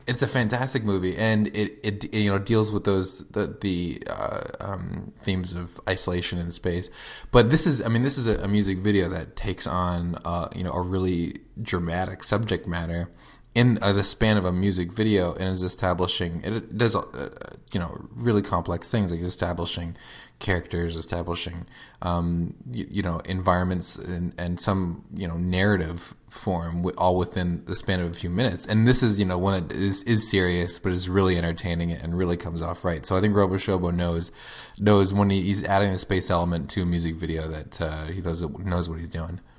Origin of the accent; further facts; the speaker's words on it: Florida, United States; we grew up in Florida, uh, home of Cape Canaveral